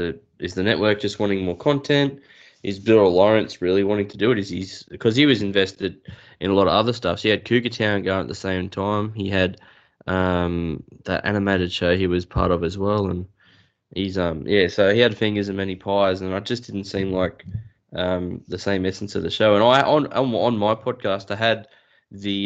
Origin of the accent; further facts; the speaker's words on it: Newcastle, New South Wales, Australia; also born or lived in Dubbo; now in Kurri Kurri, Australia; I was born in Dubbo, raised in Newcastle, live in Curry